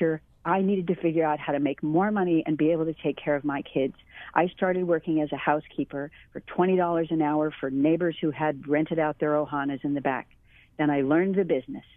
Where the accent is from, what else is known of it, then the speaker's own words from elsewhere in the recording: Mililani, Hawaii, United States; also born or lived in Waimanalo; I grew up in Mililani Town